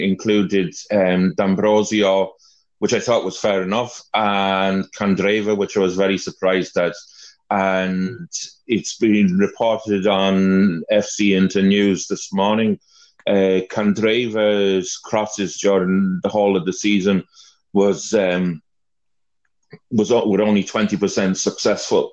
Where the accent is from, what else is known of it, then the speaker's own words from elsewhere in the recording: Welsh, Wales, United Kingdom; I'm Welsh